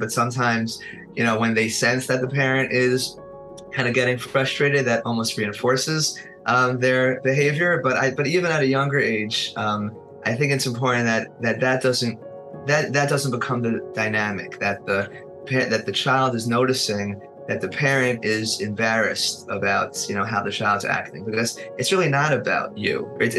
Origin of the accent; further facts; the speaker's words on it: Muncie, Indiana, United States; I grew up in Muncie